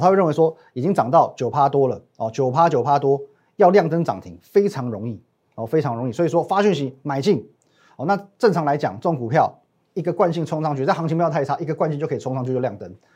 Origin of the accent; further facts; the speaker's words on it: Taiwan; 我们台湾人